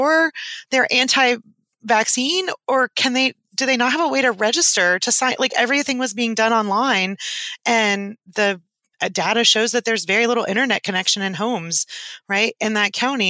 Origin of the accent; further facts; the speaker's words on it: East Tennessee, United States; I'm from East Tennessee